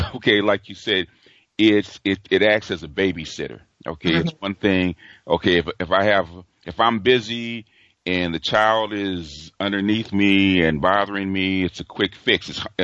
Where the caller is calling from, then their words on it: Los Angeles, California, United States; from Los Angeles.